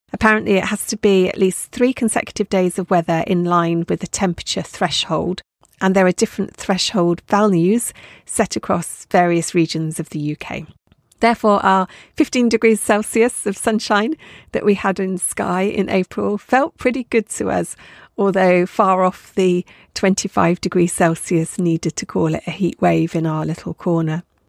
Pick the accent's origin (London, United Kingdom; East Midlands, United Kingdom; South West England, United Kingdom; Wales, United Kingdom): South West England, United Kingdom; Dorset; now in Isle of Skye, United Kingdom; Brought up in Dorset